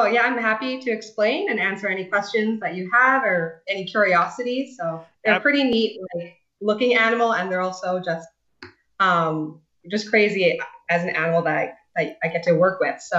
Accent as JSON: {"language": "English", "town": "Calgary", "region": "Alberta", "country": "Canada", "moved": "as an adult", "lives_now": "Philippines", "said": "So yeah, I'm actually originally from Canada, Calgary, Alberta. So I'm Canadian Filipina. So I have dual citizenship, so hence why I'm able to work here as well. And so yeah, that's my background side. And then I am now working in the Philippines"}